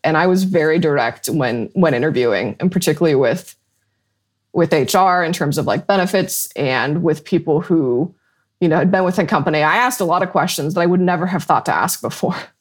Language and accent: English; Colorado, United States; I grew up in Colorado and most of the storms came over the mountains